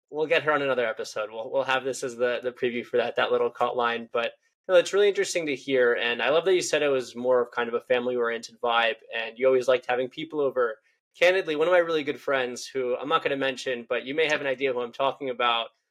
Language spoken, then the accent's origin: English; Israel; I'm from Israel